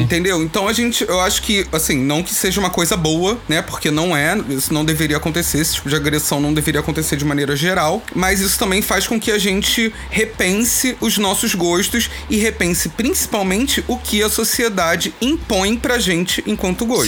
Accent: São Gonçalo, Rio de Janeiro, Brazil; Eu sou daqui de São Gonçalo, Rio de Janeiro.

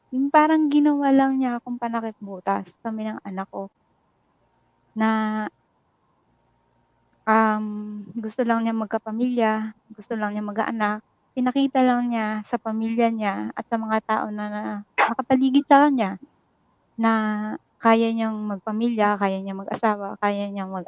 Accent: Nueva Ecija, Central Luzon, Philippines; moved away as an adult; now in Hong Kong; Um, bali, Nueva Ecija po. Pero nandito ako sa Hong Kong ngayon.

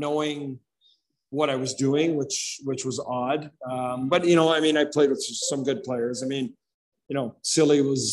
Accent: Regina, Saskatchewan, Canada; growing up Regina's, you know, not easy. I mean, living in Glencairn and growing up in the East End

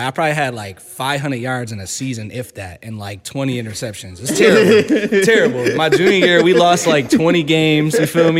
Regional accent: Riverside, United States; So I grew up in Riverside, mm-hmm. And my parents had me and my brothers playing like baseball and football

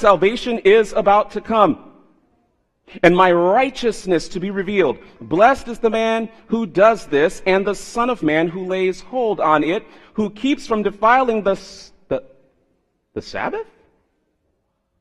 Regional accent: South Florida, United States; moved away; I was raised in South Florida

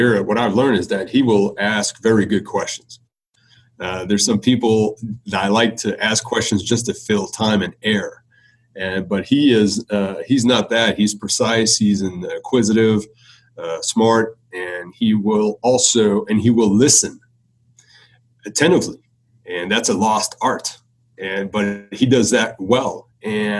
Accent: Beloeil, Quebec, Canada; accent: French Canadian; first language French; English is a second language; moved away as an adult; also born or lived in Ottawa / Los Angeles / Cleveland; now in Atlanta, United States; I'm from Belleuil, Quebec. Belleuil is a small town about 20 minutes on the south shore of Montreal. And I'm a French Canadian, a proud French Canadian

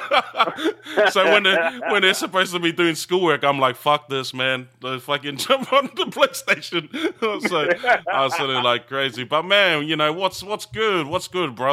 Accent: New Zealand; now in Australia; growing up in New Zealand

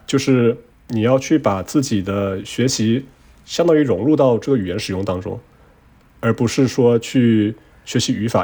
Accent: Quanzhou, Fujian, China; first language Chinese; moved away; 我老家泉州是海上丝绸之路的起点嘛。然后，但是我老家啊。我们讲的方言叫做闽南语

